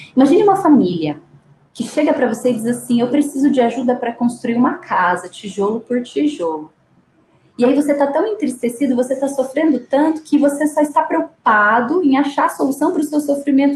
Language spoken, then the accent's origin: Portuguese; Sorocaba, São Paulo, Brazil; eu sou brasileira, eu nasci em Sorocaba